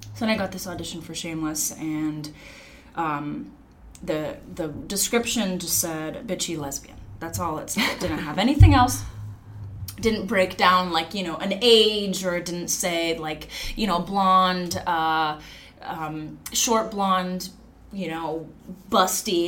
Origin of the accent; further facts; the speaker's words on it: Long Beach, California, United States; I'm from Long Beach.